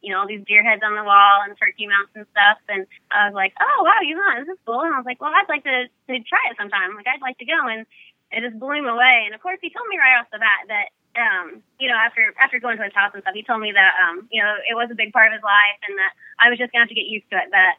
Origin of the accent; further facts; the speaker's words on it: Jasonville, Indiana, United States; Jasonville, Indiana.